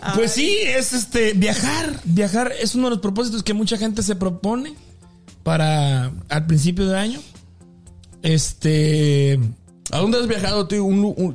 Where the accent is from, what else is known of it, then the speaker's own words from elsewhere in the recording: Delicias, Chihuahua, Mexico; moved away as an adult; now in Kansas, United States; cuando me vine de México, de Delicias, me vine a trabajar a radio